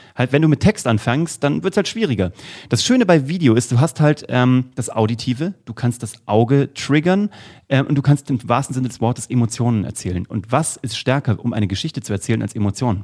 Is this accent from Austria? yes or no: no; Kassel, Hesse, Germany; in Kassel, wo ich herkomme